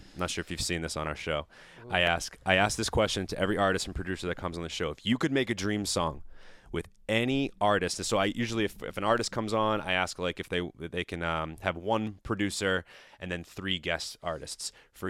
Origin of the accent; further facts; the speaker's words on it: Italy; Especially me, the Italian, talking with his hands all the time.